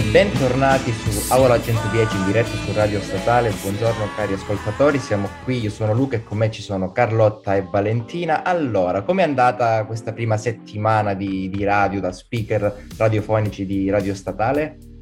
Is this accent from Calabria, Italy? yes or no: yes; Calabria, Italy; moved away as an adult; now in Milan, Italy; sono calabrese, credo si senta